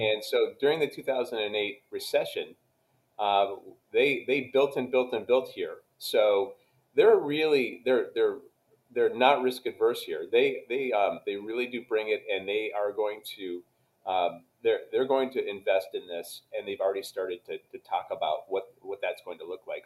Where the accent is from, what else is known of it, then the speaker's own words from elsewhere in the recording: Canada; moved away as an adult; now in Dallas, United States; I grew up in Canada